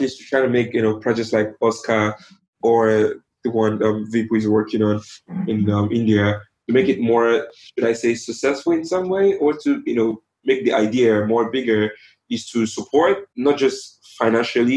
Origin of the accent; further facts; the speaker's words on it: Nigeria; coming from a country where we only give 17 countries, 17 nationals visas